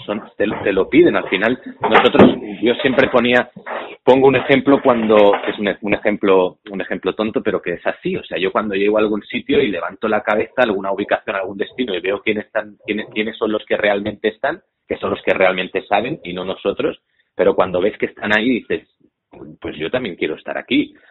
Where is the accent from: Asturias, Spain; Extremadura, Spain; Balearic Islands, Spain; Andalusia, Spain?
Balearic Islands, Spain; Menorca; Menorca, ah, yo soy menorquín